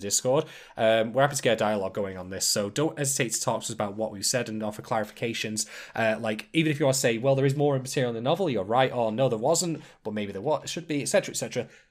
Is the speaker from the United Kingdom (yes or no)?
yes; England, United Kingdom; I am an Englishman